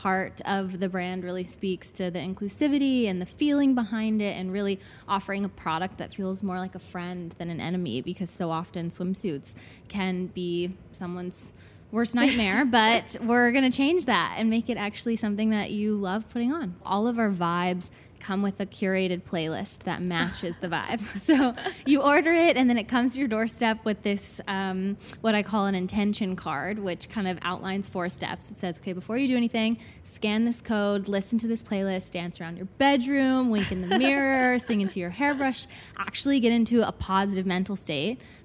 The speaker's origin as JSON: {"language": "English", "town": "Atlanta", "region": "Georgia", "country": "United States", "tie": "born or raised there", "also_born_or_lived": "North Carolina", "moved": "as an adult", "lives_now": "New York, United States", "said": "I grew up in Atlanta from the South"}